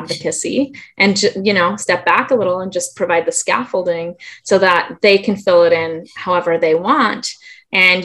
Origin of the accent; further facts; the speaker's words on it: Germany; now in Southern California, United States; I can't help but be born and raised in Germany.